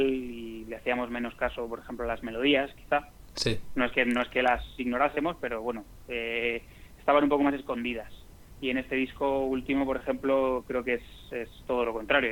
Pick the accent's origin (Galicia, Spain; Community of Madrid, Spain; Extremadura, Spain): Community of Madrid, Spain; Madrid; nosotros somos de Madrid